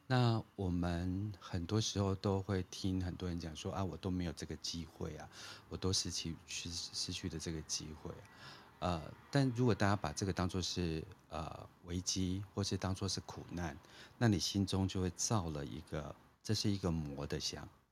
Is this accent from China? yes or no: no; Taiwan; moved away; also born or lived in Philippines; 我在这种开发中国家成长，就是我经历了台湾的不管是解严啊，然后就是，呃，民主化的这个过程